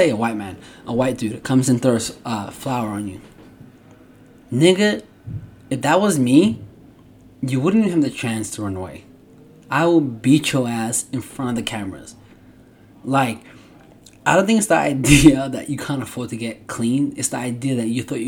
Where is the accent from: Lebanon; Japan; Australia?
Australia; now in United States; I grew up in Australia